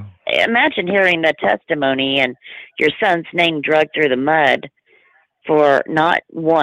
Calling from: Tulsa, Oklahoma, United States; I'm calling from Tulsa.

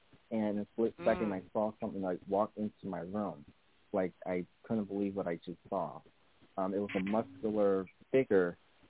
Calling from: Connecticut, United States; I'm also from Connecticut.

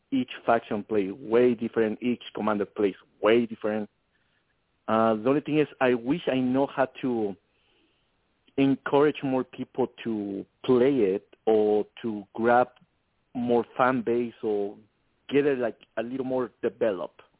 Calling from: San Antonio, Texas, United States; I'm calling from San Antonio, Texas.

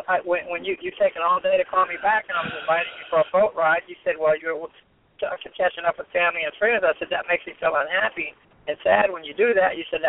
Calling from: Fort Lauderdale, Florida, United States; Hey, Dr. Ryce and Jeanie. This is the captain in Fort Lauderdale.

